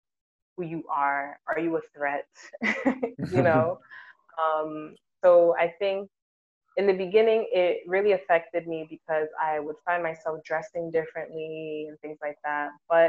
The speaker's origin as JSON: {"language": "English", "country": "Ghana", "said": "And I'm like, but wow, I'm Ghanaian."}